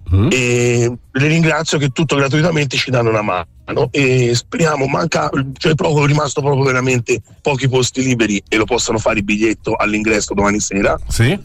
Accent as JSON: {"language": "Italian", "town": "Campi Bisenzio", "region": "Tuscany", "country": "Italy", "said": "sono di Campi"}